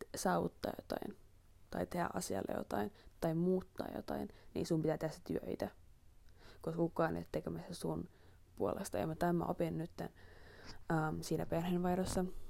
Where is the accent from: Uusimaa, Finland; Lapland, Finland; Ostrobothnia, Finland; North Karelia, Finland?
Uusimaa, Finland; Helsinki; moved away; mähän olen Helsingistä kotoisin